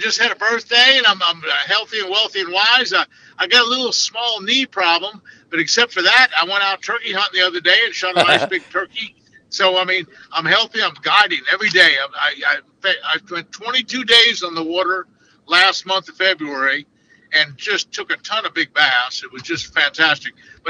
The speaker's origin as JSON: {"language": "English", "town": "Clewiston", "region": "Florida", "country": "United States", "lives_now": "Naples, United States", "said": "I was from Clewiston, but now I live actually in Naples, Florida"}